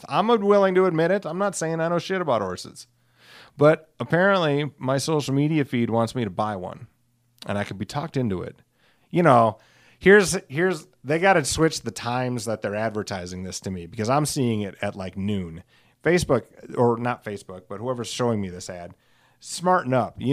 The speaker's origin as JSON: {"language": "English", "town": "Alcester", "region": "West Midlands", "country": "United Kingdom", "tie": "born or raised there", "said": "I rode them sometimes in high school because I grew up in a in Alcester, which is you know tiny"}